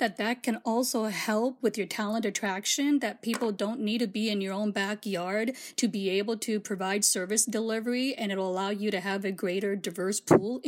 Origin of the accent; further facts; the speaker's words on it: Gujarat, India; now in Iowa, United States; as an Indian woman, I was born in India, Gujarat, India